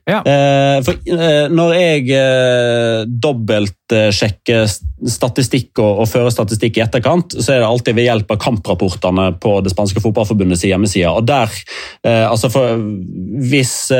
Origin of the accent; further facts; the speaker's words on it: Norway; vi er fra Norge.